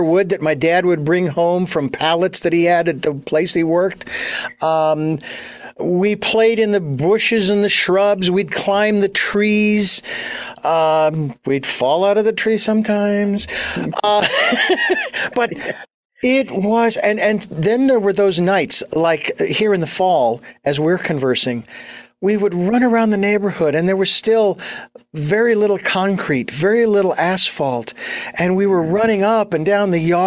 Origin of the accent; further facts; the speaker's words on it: Phoenix, Arizona, United States; now in Santa Barbara, United States; I was born and raised in Phoenix